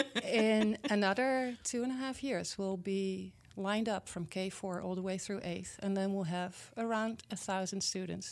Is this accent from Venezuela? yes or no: no; Netherlands; English is a second language; moved away as an adult; now in Milwaukee, United States; I was born and raised in the Netherlands, in Europe